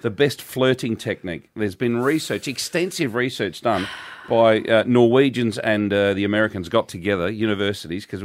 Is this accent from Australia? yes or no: yes; Australia; As an Australian citizen